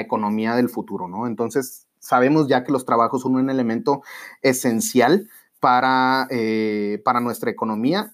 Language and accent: Spanish; Monterrey, Nuevo León, Mexico; seguir creciendo como regios y como mexicanos